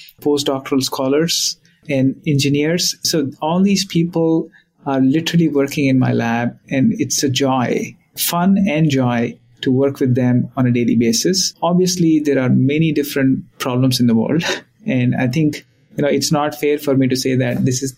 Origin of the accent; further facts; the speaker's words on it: India; now in Boston, United States; I was born in India, and the life in India was different when I was growing up